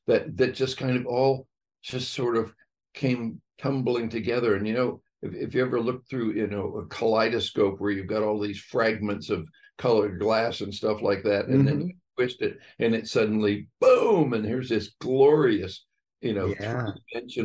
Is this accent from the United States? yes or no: yes; California, United States; moved away as an adult; also born or lived in Middlebury, Vermont; My wife Patty and I grew up in California